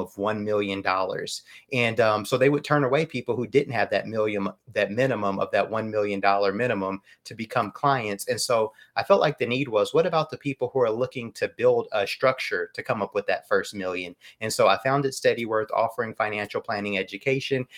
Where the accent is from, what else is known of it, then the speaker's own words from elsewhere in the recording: United States; as American consumers